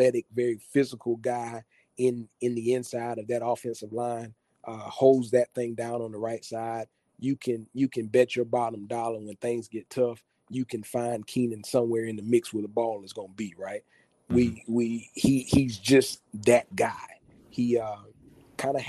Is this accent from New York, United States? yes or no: no; Orangeburg, South Carolina, United States; I grew up in Orangeburg and I grew up a South Carolina State fan